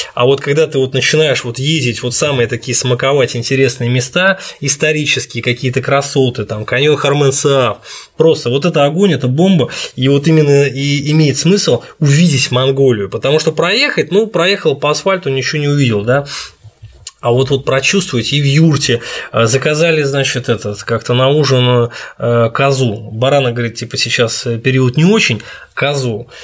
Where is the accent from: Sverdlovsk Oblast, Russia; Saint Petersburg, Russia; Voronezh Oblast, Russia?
Saint Petersburg, Russia; я из Петербурга